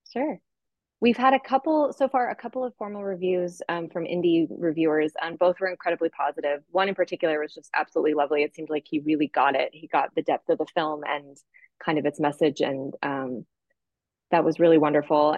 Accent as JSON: {"language": "English", "town": "Santa Fe", "region": "New Mexico", "country": "United States", "tie": "born or raised there", "said": "I grew up in Santa Fe"}